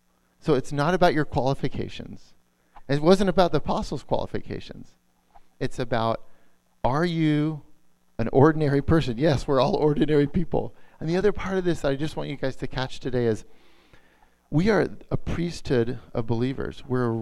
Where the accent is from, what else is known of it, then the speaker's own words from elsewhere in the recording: San Diego, California, United States; moved away as an adult; also born or lived in Portland; I grew up in San Diego. We're living back there now again.